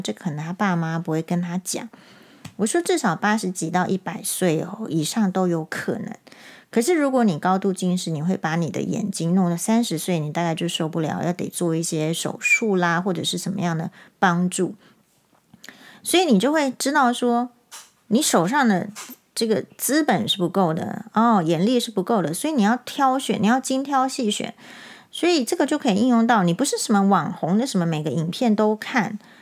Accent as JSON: {"language": "Chinese", "country": "Taiwan", "said": "跟他说我是台湾人"}